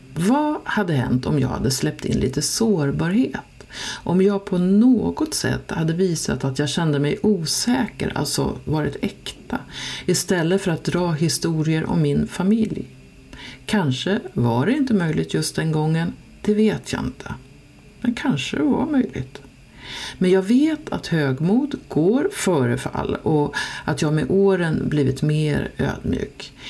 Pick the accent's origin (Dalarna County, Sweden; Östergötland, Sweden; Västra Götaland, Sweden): Dalarna County, Sweden; accent: dalmål; moved away; also born or lived in Stockholm; Jag talar dalmål